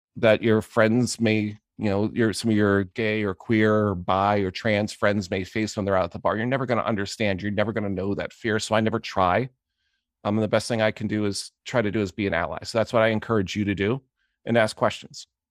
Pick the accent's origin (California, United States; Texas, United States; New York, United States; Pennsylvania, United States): Pennsylvania, United States; Johnstown; I grew up in Johnstown, Pennsylvania